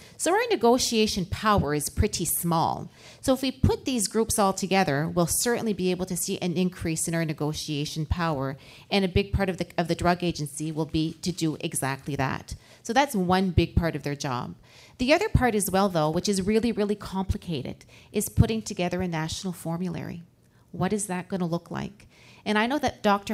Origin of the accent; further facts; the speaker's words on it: Moncton, New Brunswick, Canada; I just came from my hometown in Moncton, New Brunswick